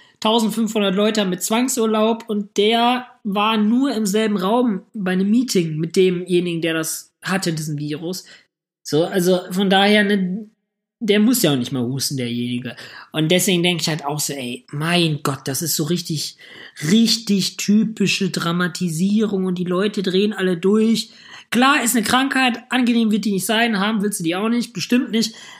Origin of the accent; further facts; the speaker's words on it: Hamm, North Rhine-Westphalia, Germany; now in Düsseldorf, Germany; Ich komme ja aus Hamm.